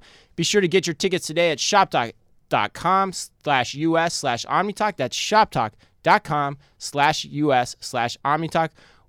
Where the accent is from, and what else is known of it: Arizona, United States